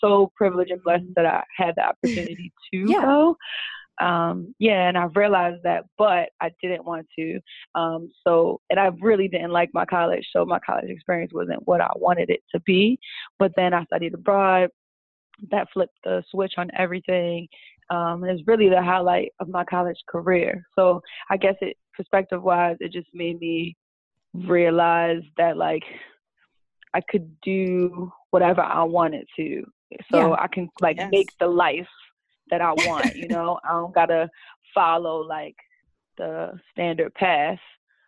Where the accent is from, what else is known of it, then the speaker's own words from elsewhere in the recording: Baltimore, Maryland, United States; you know, I'm from Baltimore, kind of like it's not a small town, but it's not like a huge city either.